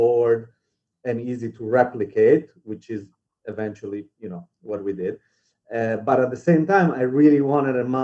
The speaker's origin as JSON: {"language": "English", "country": "Italy", "tie": "born or raised there", "moved": "as an adult", "lives_now": "New York City, United States", "said": "I grew up in Italy, and I moved to New York for college when I was 18."}